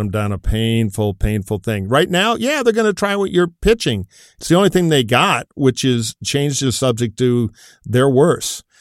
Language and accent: English; Detroit, Michigan, United States; back in my hometown of Detroit